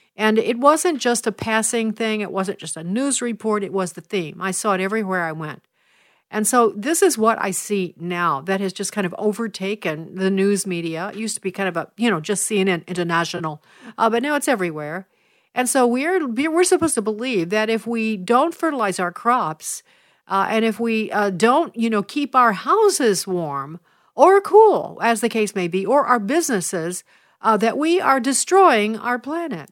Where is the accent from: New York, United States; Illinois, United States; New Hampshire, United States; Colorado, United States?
Illinois, United States; my home state of Illinois